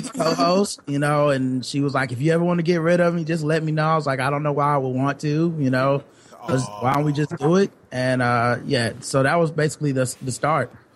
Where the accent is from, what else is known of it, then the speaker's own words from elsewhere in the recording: Charlotte, North Carolina, United States; we're from Charlotte, North Carolina, yep. so uh, down south